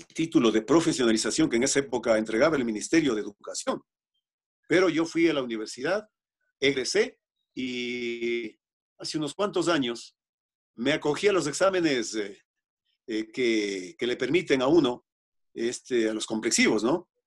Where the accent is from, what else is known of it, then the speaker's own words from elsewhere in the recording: Otavalo, Imbabura, Ecuador; yo tengo mi propia emisora de radio en mi tierra, en Otavalo